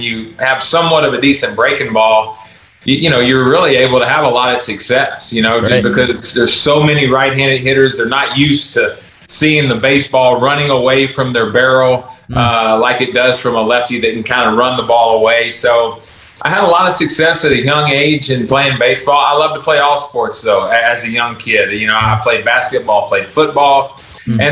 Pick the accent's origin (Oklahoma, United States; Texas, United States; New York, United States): Texas, United States; also born or lived in Baton Rouge, Louisiana; I was born in Baton Rouge, Louisiana. And we moved when I was in fourth grade to Texas